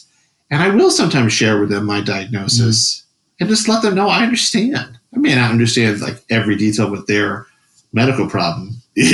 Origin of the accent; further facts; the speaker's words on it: Wisconsin, United States; So I was from Wisconsin.